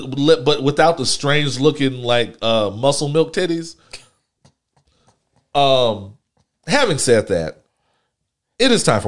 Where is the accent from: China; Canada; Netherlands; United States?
United States; Houston, Texas; I'm not from Sunnyside. I don't live in Sunnyside, but I come from Hiram Clark, Texas.